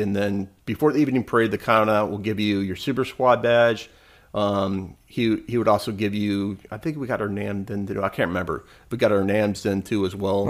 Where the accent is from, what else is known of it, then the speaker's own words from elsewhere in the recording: Michigan, United States; I would lived in Michigan, growing up in Michigan